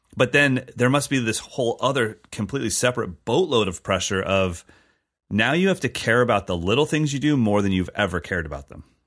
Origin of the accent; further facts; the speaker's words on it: California, United States; as a Californian kid playing Latin and Brazilian music